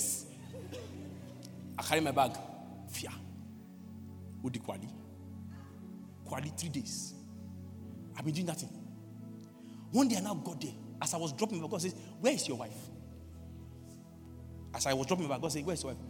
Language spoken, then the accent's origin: English; Lagos, Nigeria; moved away; I grew up in Lagos